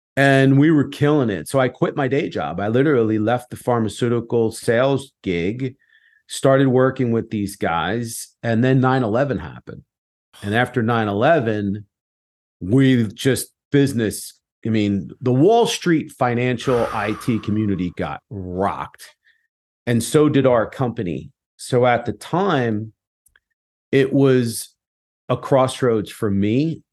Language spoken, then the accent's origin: English; United States